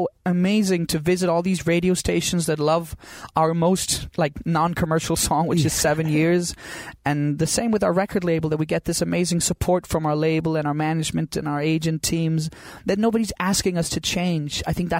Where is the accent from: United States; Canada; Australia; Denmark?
Denmark; Copenhagen, Capital Region of Denmark; my hometown called Christiania, this tiny little community in the middle of Copenhagen.